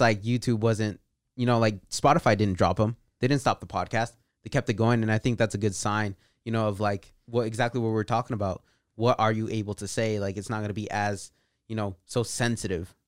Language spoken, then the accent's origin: English; Patterson, California, United States; also born or lived in Bay Area, California; around eight years old, we moved out to the Central Valley, Patterson, California.